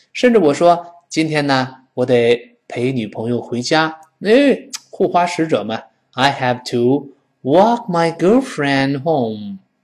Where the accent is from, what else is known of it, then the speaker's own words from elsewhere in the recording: China; 我们中国人嘛